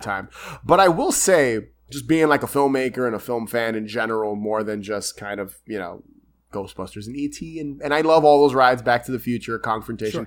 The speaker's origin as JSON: {"language": "English", "town": "New York City", "region": "New York", "country": "United States", "said": "I'm from New York"}